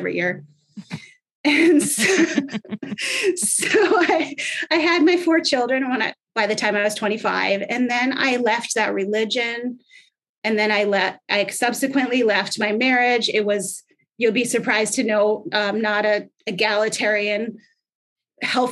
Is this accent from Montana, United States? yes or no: no; Minnesota, United States; I grew up in Minnesota.